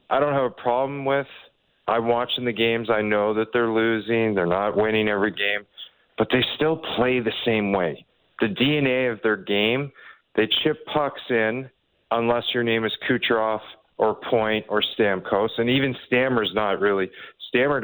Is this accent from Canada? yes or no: yes; Toronto, Ontario, Canada; I was born in North York General in 1980